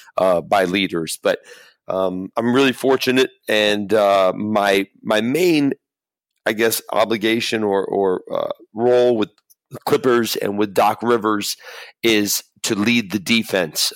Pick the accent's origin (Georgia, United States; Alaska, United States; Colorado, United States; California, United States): California, United States; Los Angeles; I grew up in Los Angeles